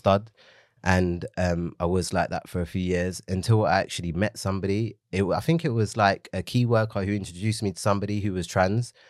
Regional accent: London, United Kingdom; it was on the road that I grew up in in Leytonstone.

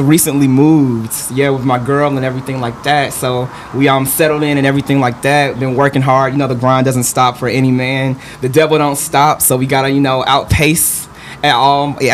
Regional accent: Atlanta, Georgia, United States; I'm actually a native, you know, to Atlanta.

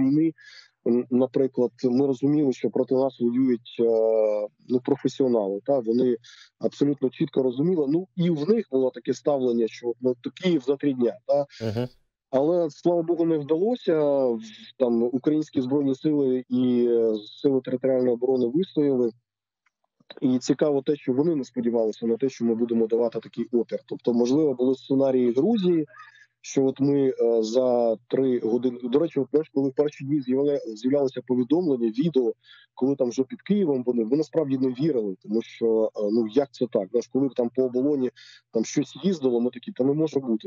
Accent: Zlatoust, Chelyabinsk Oblast, Russia; now in Ukraine; я народився в місті Златоуст Челябінської області

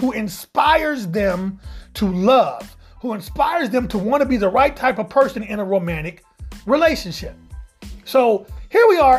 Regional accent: Midwest, United States; I grew up in the Midwest where, quite honestly, we didn't have a black radio station.

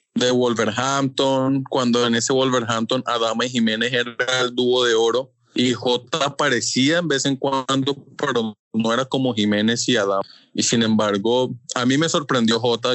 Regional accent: Colombia; como colombiano

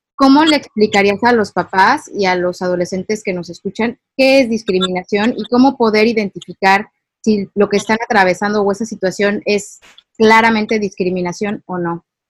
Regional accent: Mexico; nosotros como ciudadanos mexicanos

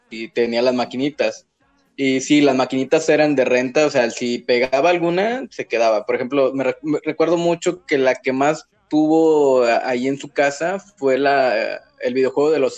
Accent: Monterrey, Nuevo León, Mexico; somos, somos, regios.

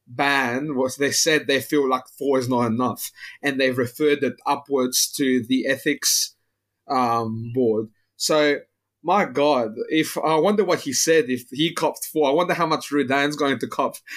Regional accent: Greece; now in Australia; I grew up in Greece

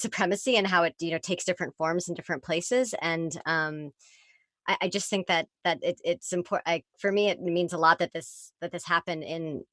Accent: Bay Area, California, United States; growing up in the Bay Area

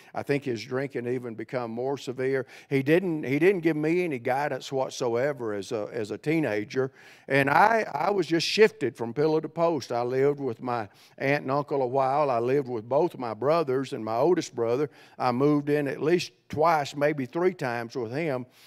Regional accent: central Alabama, United States; accent: Southerner; moved away as an adult; also born or lived in Cleveland, Tennessee / Ohio; I grew up in central Alabama

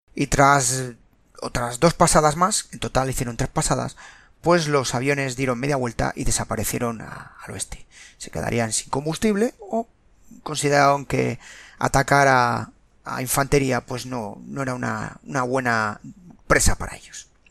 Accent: Spain; Los que somos españoles y más veteranos

